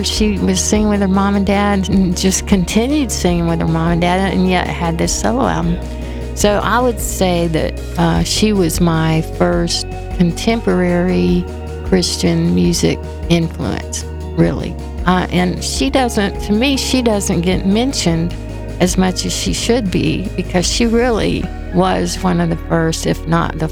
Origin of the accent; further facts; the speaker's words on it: Winter Haven, Florida, United States; I was a kid from Winter Haven, Florida